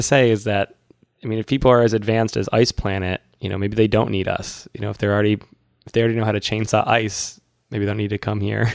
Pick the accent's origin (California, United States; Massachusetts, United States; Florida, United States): Massachusetts, United States; Boston; moved away; I'm from Boston